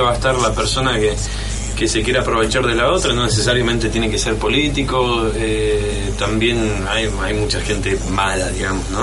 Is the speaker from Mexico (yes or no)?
no; Argentina; nosotros somos Argentina